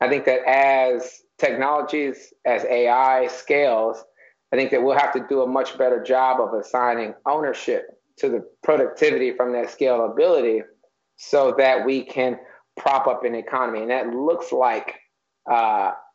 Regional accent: Detroit, Michigan, United States; moved away as an adult; now in New York, United States; I'm born in Detroit originally, left Detroit around 1999. I'm a New Yorker now

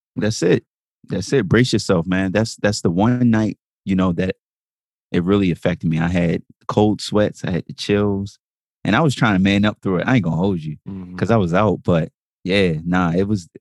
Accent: Jamaica; I'm Jamaican.

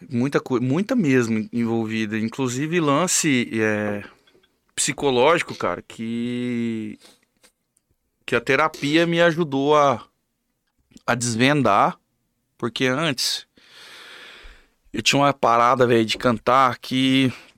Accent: Camapuã, Mato Grosso do Sul, Brazil; eu sou de Camapuã também

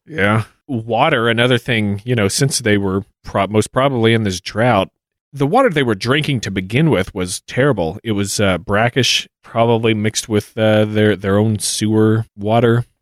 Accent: United States; as an American growing up and hearing our public school education

